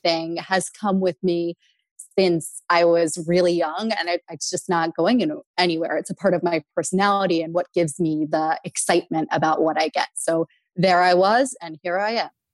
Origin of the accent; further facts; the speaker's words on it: small rural town outside of Philadelphia, Pennsylvania, United States; we grew up below the poverty line. We grew up in Section 8 housing